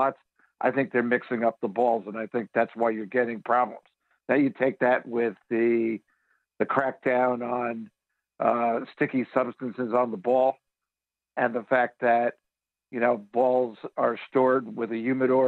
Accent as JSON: {"language": "English", "region": "New York", "country": "United States", "tie": "born or raised there", "moved": "yes", "lives_now": "Phoenix, United States", "said": "when I was a kid growing up in New York"}